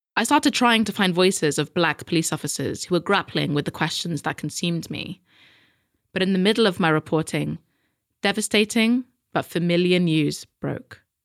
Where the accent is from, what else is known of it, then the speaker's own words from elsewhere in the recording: United Kingdom; us Brits